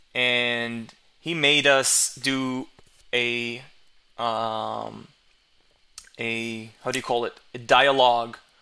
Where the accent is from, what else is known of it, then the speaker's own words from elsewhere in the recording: Israel; English is a second language; my hometown, my home country, uh, which is Israel